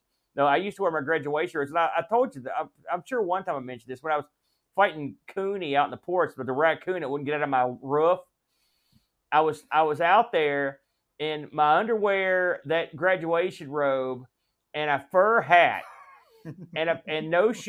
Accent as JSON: {"language": "English", "region": "West Virginia", "country": "United States", "said": "I like to wear shorts and no socks. Because I'm from West Virginia."}